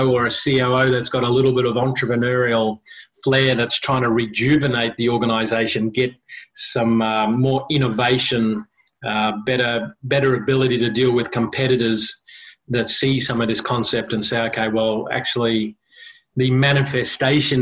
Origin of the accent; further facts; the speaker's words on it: Australia; also born or lived in South Africa / Sydney, Australia / Brisbane, Australia; Grew up in Sydney, came to Brisbane, and we came to Chapel Hill on that side of town, went to school at Brisbane Boys College, BBC